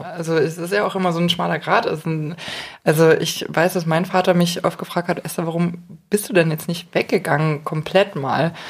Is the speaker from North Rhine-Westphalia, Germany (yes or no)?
no; Munich, Bavaria, Germany; als Münchner